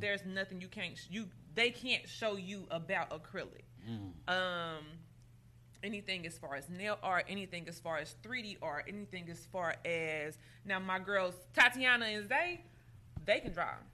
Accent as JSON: {"language": "English", "town": "Chicago", "region": "Illinois", "country": "United States", "tie": "born or raised there", "moved": "yes", "lives_now": "Indianapolis, United States", "said": "I was born in Chicago"}